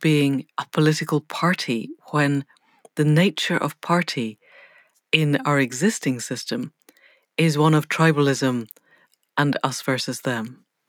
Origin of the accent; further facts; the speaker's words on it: Scotland, United Kingdom; I grew up in Scotland